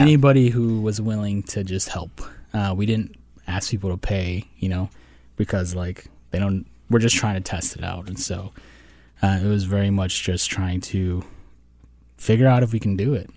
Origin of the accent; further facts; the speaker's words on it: Minnesota, United States; moved away as an adult; also born or lived in Wisconsin / Washington, D.C.; I was born in Wisconsin, but grew up in Minnesota